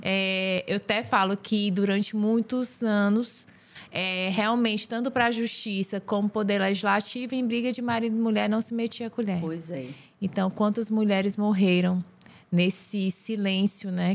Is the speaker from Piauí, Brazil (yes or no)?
yes; União, Piauí, Brazil; moved away as an adult; also born or lived in Ceará; Sou piauiense, sou unionense